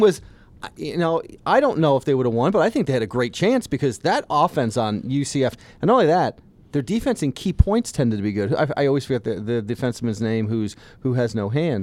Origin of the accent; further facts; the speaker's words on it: the South, United States; I'm from the South. I, I live down there.